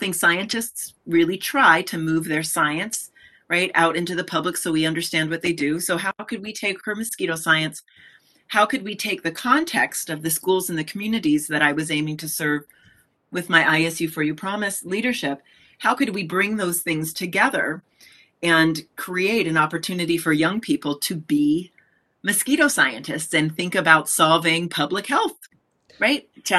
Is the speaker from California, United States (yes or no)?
yes; California, United States; So I told you that I came from California and did some work in science classrooms